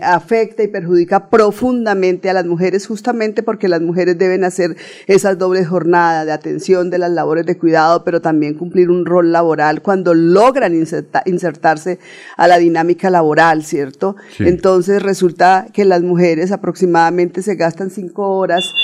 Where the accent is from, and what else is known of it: Puente Nacional, Santander, Colombia; born or raised there